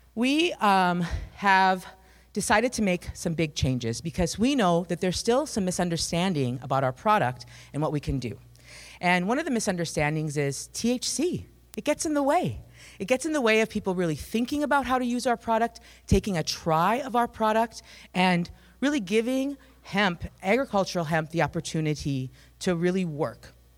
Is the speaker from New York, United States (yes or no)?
no; Climax, Minnesota, United States; I am from Climax, Minnesota, um, which has a rich agricultural tradition